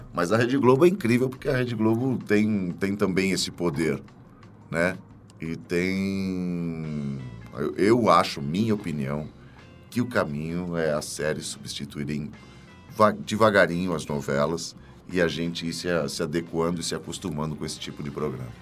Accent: São Paulo, Brazil; also born or lived in Juquitiba; Eu nasci em São Paulo, morei mu em muitos lugares aqui

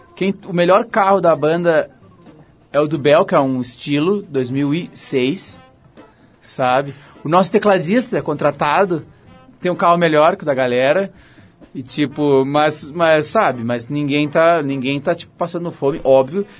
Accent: Porto Alegre, Rio Grande do Sul, Brazil; moved away as an adult; now in São Paulo, Brazil; de onde eu nasci, de onde eu morei lá em Porto Alegre

